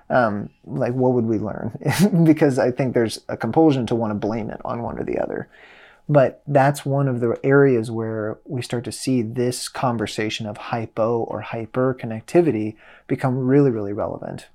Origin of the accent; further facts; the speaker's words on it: Midwest, United States; I'm from the Midwest, uh, blue collar working class family.